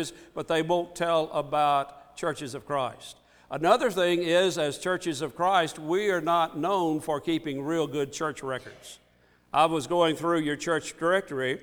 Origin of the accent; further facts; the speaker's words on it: Ripley, Mississippi, United States; When I was growing up, my hometown, home congregation is Ripley, Mississippi. When I was growing up there